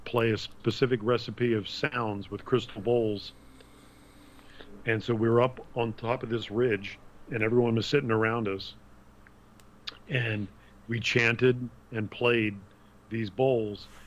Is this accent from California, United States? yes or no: no; Wilmington, Delaware, United States; I grew up in Wilmington, Delaware.